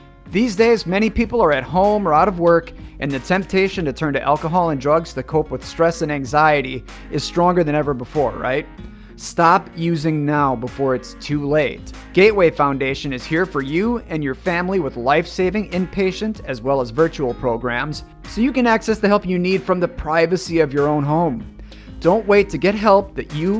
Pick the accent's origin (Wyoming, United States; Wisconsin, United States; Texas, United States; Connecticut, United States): Wisconsin, United States; Northeastern; I grew up in Northeastern Wisconsin